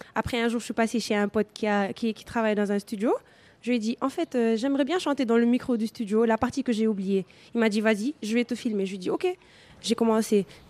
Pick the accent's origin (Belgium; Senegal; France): Senegal; je suis sénégalaise, je suis née, j'ai grandi au Sénégal